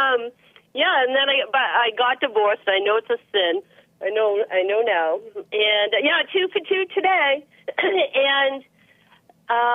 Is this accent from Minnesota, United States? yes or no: no; Haverhill, Massachusetts, United States; now in Vermont, United States; I'm originally from Mass, so when I moved here in '95, a lot of Puerto Ricans and Dominicans where I'm from. Haverhill, Mass